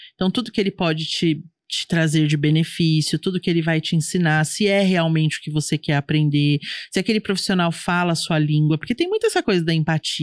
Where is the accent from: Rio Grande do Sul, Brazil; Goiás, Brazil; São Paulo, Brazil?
São Paulo, Brazil; eu sou de São Paulo